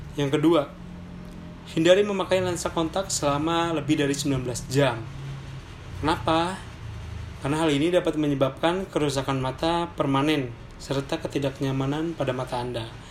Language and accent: Indonesian; Sunda, Indonesia; kita orang Sunda